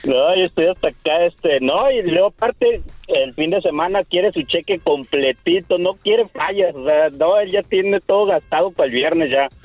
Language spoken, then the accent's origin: Spanish; Tijuana, Baja California, Mexico; now in Massachusetts, United States; yo soy de allá de Tijuana, es que estoy trabajando hasta acá, hasta Massachusetts